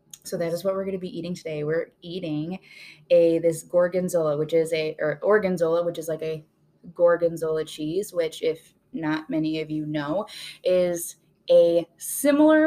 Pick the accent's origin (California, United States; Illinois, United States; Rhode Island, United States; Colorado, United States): Illinois, United States; We're from Illinois